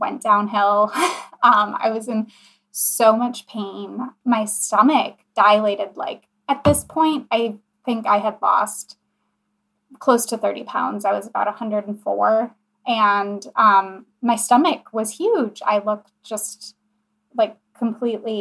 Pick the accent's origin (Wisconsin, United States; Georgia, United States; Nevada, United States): Wisconsin, United States; Kenosha; my hometown, which is Kenosha, Wisconsin